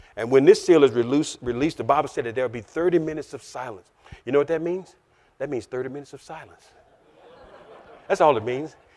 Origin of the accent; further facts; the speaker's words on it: Louisiana, United States; I'm a Southern boy. I'm, I'm, I'm from Louisiana